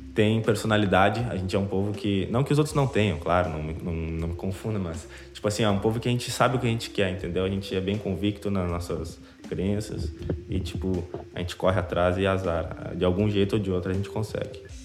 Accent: Rio Grande do Sul, Brazil; accent: gaúcho; aqui no Rio Grande do Sul, a gente tem a nossa cara, né? Gente, o nosso sotaque ele é presente

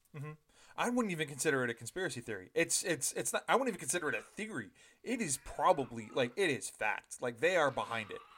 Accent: Ontario, Canada; I was raised in Ontario

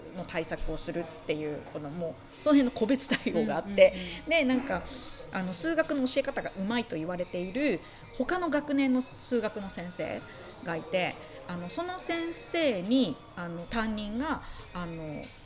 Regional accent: Kobe area, Hyogo, Japan; born or raised there

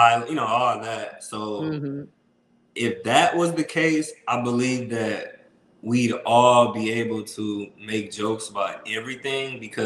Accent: Toledo, Ohio, United States; also born or lived in Columbus, Ohio; I'm from Toledo. So I'm from the mud, Toledo.

